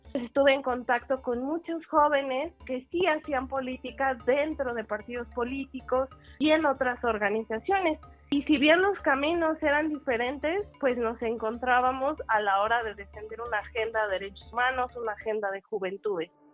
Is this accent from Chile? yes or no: no; Mexico City, Mexico; soy eh, afromexicana de la Ciudad de México. Mi afrodescendencia viene por mi mamá y mi abuela, que eran mujeres afrocubanas, inmigraron a México y bueno, yo ya nací aquí